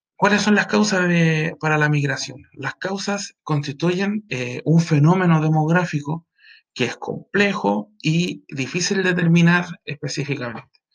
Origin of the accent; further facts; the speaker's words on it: Iquique, Tarapacá, Chile; also born or lived in Pica; yo soy iquiqueño